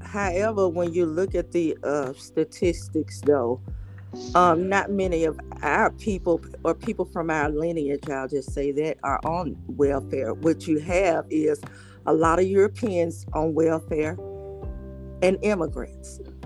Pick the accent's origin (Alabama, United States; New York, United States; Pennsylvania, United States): Alabama, United States; Birmingham; now in Georgia, United States; I'm from Birmingham, Alabama